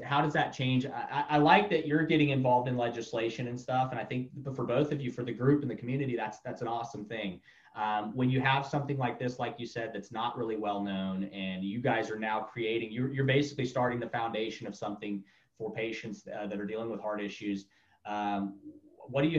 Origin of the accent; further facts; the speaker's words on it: Tampa, Florida, United States; moved away as an adult; also born or lived in Orlando, Florida / Miami, Florida; now in Tulsa, United States; I grew up basically in Tampa, Orlando. I ran every street in Florida growing up